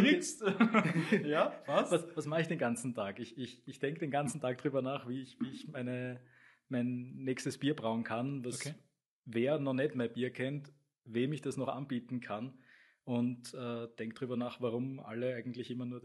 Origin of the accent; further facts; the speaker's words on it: Stammersdorf, Vienna, Austria; Ich komme aus Stammersdorf